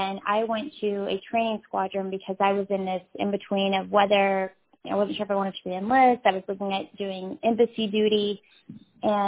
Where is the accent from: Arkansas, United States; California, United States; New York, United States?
Arkansas, United States; Fayetteville; I'm from the Fayetteville area